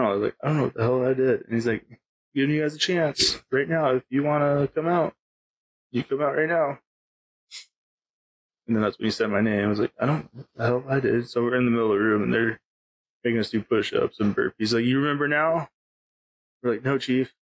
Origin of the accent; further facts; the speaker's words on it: Pacific Northwest, United States; a lot different growing up in the Pacific Northwest. Completely different.